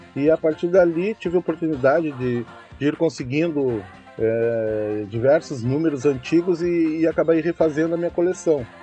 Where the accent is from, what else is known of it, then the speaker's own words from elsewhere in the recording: Uruguaiana, Rio Grande do Sul, Brazil; sou natural de Uruguaiana